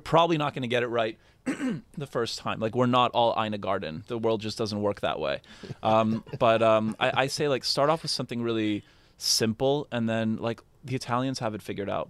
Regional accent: Canada; I'm very Canadian

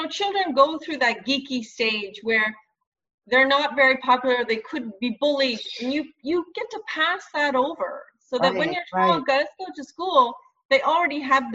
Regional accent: Nova Scotia, Canada; also born or lived in Northern Quebec; now in Quebec, Canada; the Nova Scotia I grew up in.

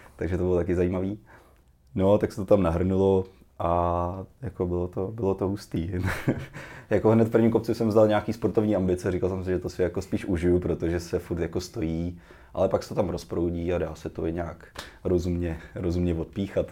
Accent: Cheb, Karlovy Vary Region, Czechia; jsem začínal v Chebu, odkud pocházím

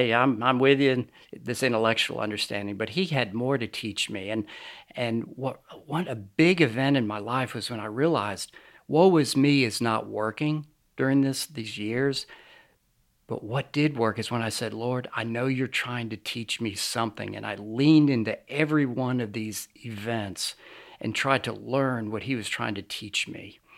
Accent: New York, United States; also born or lived in Lynchburg, Virginia; I was born in Lynchburg, Virginia, but I basically grew up outside of New York City. I've lost my accent, as you can probably tell.

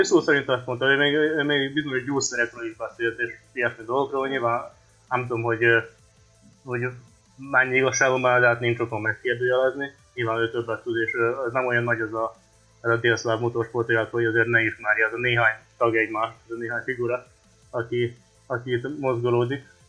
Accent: Vojvodina, Serbia; moved away; Szerbiában születtem, úgyhogy eh, ezt tartom az otthonnak

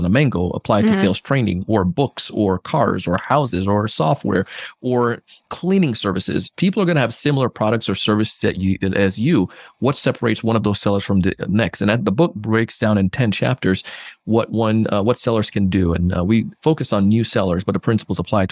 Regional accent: Jamaica; now in South Florida, United States; I grew up in Jamaica as a kid

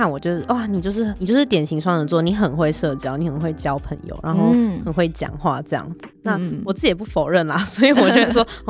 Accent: Nantou County, Taiwan; Hello，大家好，

